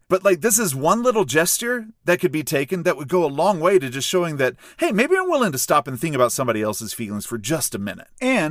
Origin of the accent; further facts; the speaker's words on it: a small country town in the South, United States; growing up in a small country town, a lot of the people I grew up with, very Southern